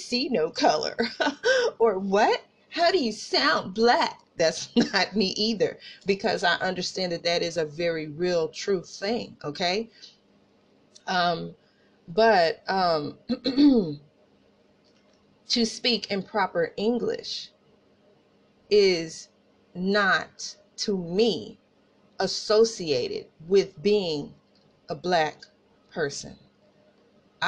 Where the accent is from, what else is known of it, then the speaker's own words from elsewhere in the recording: Tulsa, Oklahoma, United States; accent: country accent; We were raised Northside, Tulsa